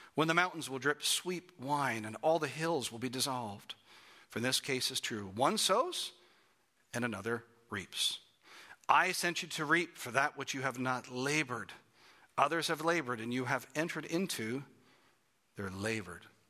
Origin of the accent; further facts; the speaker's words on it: Toronto, Ontario, Canada; I grew up in Toronto, Canada